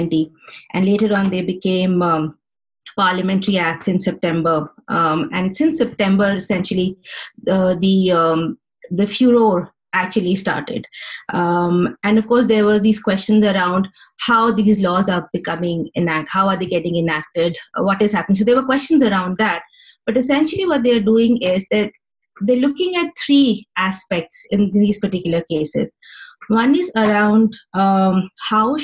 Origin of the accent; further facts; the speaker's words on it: India; moved away as an adult; now in Canada; I'm born and brought up in India